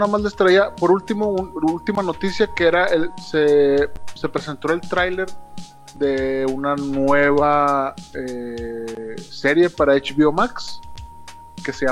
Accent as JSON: {"language": "Spanish", "town": "Monterrey", "region": "Nuevo León", "country": "Mexico", "said": "lo digo porque soy regio."}